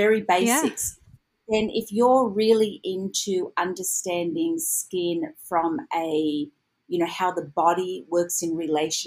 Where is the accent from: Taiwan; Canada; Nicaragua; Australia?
Australia; Sydney, New South Wales; moved away as an adult; now in Los Angeles, United States; originally I am from Sydney, Australia.